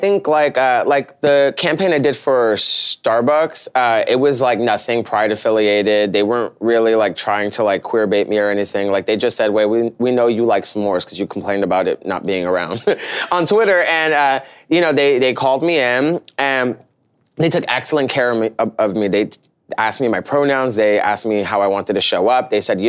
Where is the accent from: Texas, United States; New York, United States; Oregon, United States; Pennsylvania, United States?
New York, United States; So like, being a New Yorker, I'm gonna just like be myself.